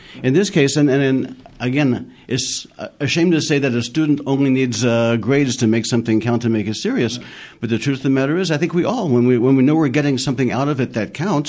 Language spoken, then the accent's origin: English; Kentucky, United States; moved away as an adult; also born or lived in Jerusalem, Israel; now in Shiloh, Israel; I was born and raised in Kentucky